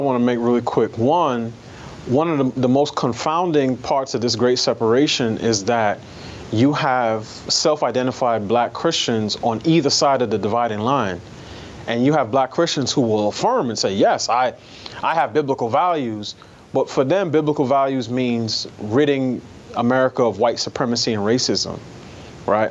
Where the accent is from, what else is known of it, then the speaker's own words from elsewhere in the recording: New York City, New York, United States; I grew up in New York City in a, in a neighborhood that was almost exclusively black